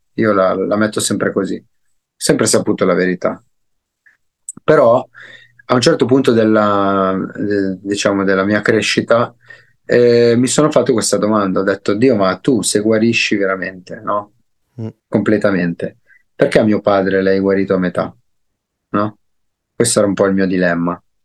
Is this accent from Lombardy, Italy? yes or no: yes; Nova Milanese, Lombardy, Italy; also born or lived in Desio; io sono cresciuto a Nova Milanese, un paesino in Brianza. Sono nato a Desio, ma sono cresciuto a Nova Milanese.